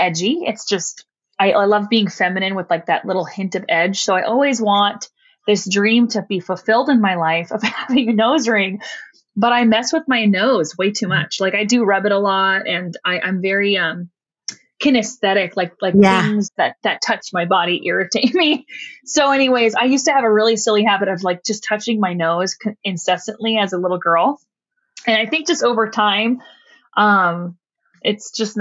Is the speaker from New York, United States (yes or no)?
no; Riverside County, Southern California, United States; moved away as an adult; now in Bakersfield, United States; originally a SoCal girl. So I'm from Riverside County, the IE.